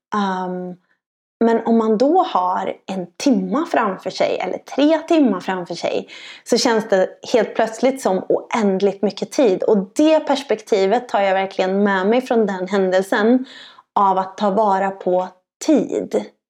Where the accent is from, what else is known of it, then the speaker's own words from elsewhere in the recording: Sweden; som svensk